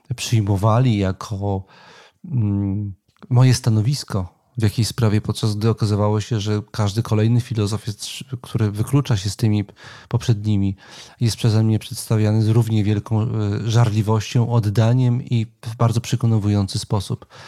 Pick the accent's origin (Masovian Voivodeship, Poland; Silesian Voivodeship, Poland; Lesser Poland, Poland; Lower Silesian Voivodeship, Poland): Masovian Voivodeship, Poland; Warsaw; jestem z, z, z urodzenia warszawiakiem i jednym z takich częstych miejsc moich przechadzek była warszawska